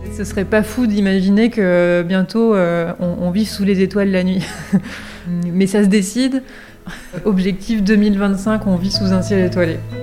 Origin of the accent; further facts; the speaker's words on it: Berry, Centre-Val de Loire, France; quand j'ai grandi de ma campagne berrichonne